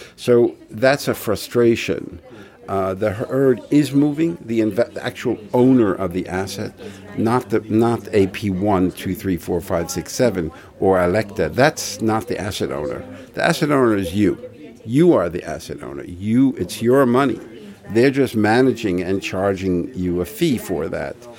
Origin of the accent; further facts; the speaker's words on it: New York City, New York, United States; I come from Brooklyn